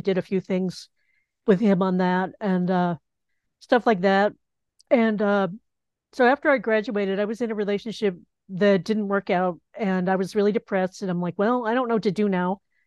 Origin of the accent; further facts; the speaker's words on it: Knoxville, Tennessee, United States; moved away as an adult; also born or lived in Boston, Massachusetts; now in Rhode Island, United States; I grew up in Knoxville